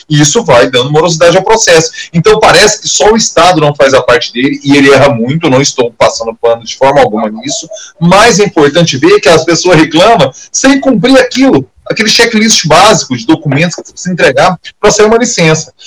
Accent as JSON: {"language": "Portuguese", "town": "Goiânia", "region": "Goiás", "country": "Brazil", "tie": "born or raised there", "said": "aquela região ali do, do Baixo Troporto, que é de onde eu venho, né? É onde eu passei a minha infância e minha adolescência, até início da idade adulta"}